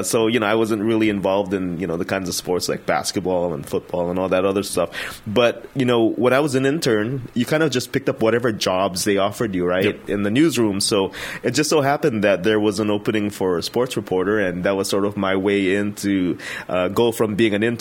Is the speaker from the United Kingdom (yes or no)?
no; Guam; I was born and raised on Guam